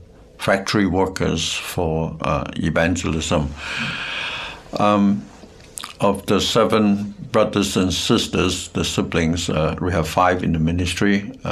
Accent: Hong Kong; also born or lived in South China; I was born in South China and grew up in Hong Kong.

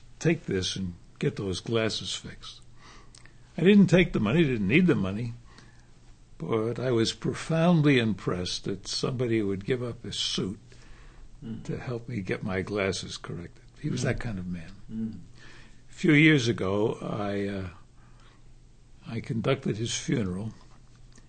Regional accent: New York City, New York, United States; I was born in New York, grew up in New York, and my mother died when I was a boy, so my father reared me. And we grew up in a section of New York called Harlem

